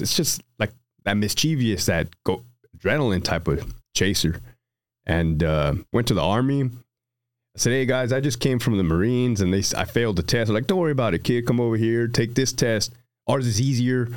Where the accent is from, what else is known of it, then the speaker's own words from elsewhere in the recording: Brawley, California, United States; also born or lived in Hanford, California; Brawley, California